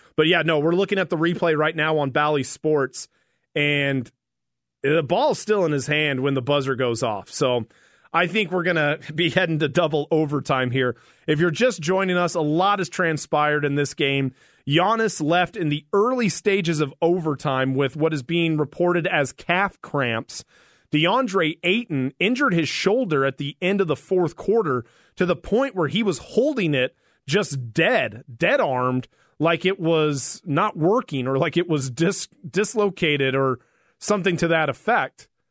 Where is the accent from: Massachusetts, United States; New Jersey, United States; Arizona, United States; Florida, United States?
Arizona, United States; Flagstaff; I grew up in Flagstaff